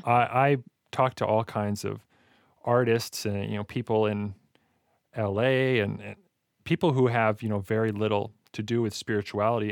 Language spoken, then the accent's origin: English; Alberta, Canada; I'm from Alberta